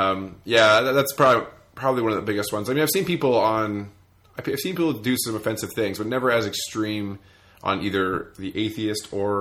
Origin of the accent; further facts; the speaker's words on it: Canada; being Canadian is the best.